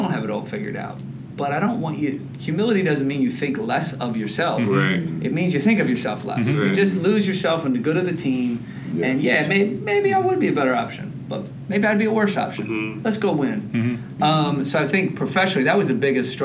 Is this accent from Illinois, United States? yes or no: no; Pitman, New Jersey, United States; I'm from Pittman.